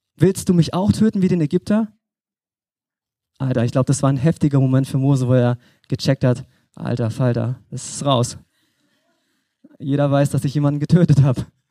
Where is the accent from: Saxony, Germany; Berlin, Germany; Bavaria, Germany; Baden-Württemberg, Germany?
Berlin, Germany; moved away; ich komme aus Berlin, bin jetzt hier ehrenamtlich in der Gemeinde mit am Start